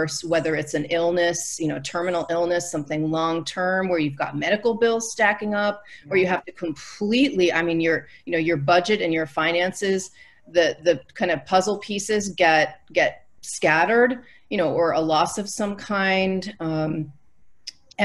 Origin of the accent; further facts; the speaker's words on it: Northeast, United States; I grew up in the Northeast